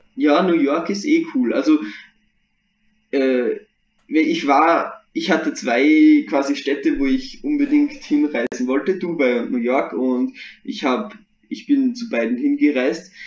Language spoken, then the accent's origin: German; Austria; bei uns in Österreich